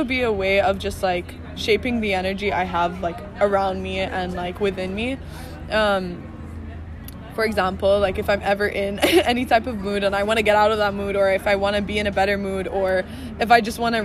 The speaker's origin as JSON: {"language": "English", "country": "Bahrain", "tie": "born or raised there", "moved": "as an adult", "said": "I grew up in Bahrain, So I'm originally from Bahrain."}